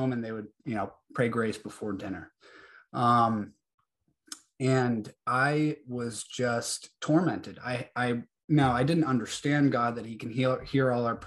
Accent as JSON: {"language": "English", "region": "New Hampshire", "country": "United States", "tie": "born or raised there", "moved": "yes", "lives_now": "Georgia, United States", "said": "I was born and raised in New Hampshire, now live down in Georgia"}